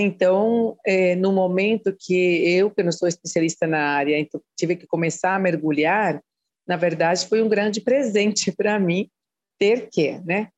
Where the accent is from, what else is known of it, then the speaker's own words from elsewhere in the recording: Costa Rica; Portuguese is a second language; moved away as an adult; now in Brazil; eu fiz a graduação na Costa Rica, né, de onde eu sou, e a pós-graduação aqui no Brasil